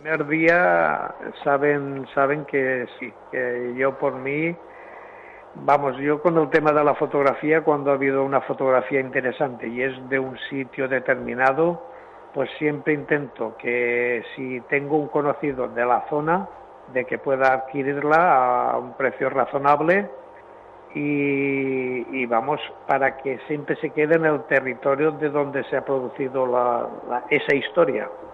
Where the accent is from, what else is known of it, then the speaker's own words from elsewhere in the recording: Villarreal, Valencian Community, Spain; mi pueblo de Villarreal